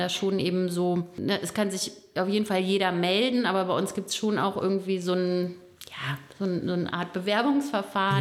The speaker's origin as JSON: {"language": "German", "town": "Bonn", "region": "North Rhine-Westphalia", "country": "Germany", "tie": "born or raised there", "also_born_or_lived": "Hersel", "moved": "yes", "said": "Ich bin in Bonn geboren, lebe aber äh, mit meiner Familie in Hersel, bin auch nicht mein ganzes Leben in Bonn gewesen, aber irgendwann dann wieder hier gelandet"}